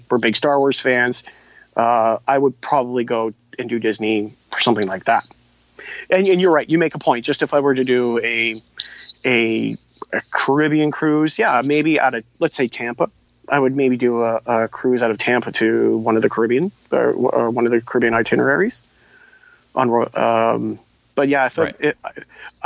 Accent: Toronto, Ontario, Canada; I'm from Toronto

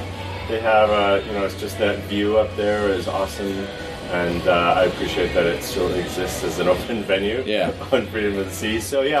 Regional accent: Orlando, Florida, United States; from Orlando.

